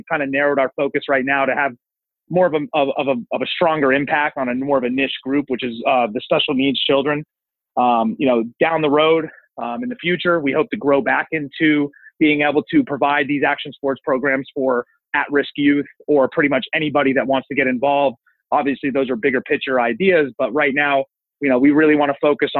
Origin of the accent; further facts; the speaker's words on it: Northeast, United States; I come from the Northeast. It's a little bit different of an area up there. It's a small town. Everybody knows everybody.